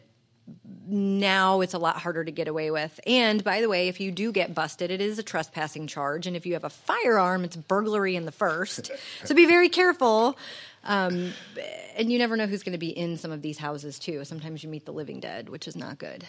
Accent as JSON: {"language": "English", "town": "St. Louis", "region": "Missouri", "country": "United States", "tie": "born or raised there", "also_born_or_lived": "Jennings, Missouri", "said": "I grew up in Jennings and Baden. I am a, a North city county kid"}